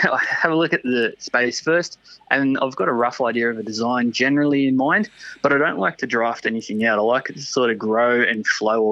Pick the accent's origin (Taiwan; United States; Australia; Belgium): Australia; Wollongong, New South Wales; I'm born and raised on Dharawal land, which is Wollongong